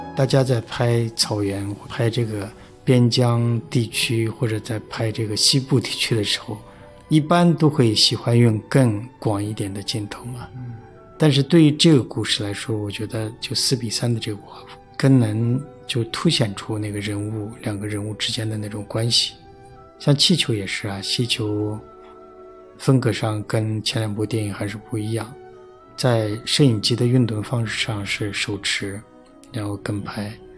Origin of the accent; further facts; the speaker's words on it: Tibetan areas, China; moved away; 在藏地不会分得那么清楚嗯。但是就我们老家那边就是，呃，宁玛巴嘛啊，因为对。宁玛巴寺院啊什么的。然后我这个名字也是跟宁玛巴有关联的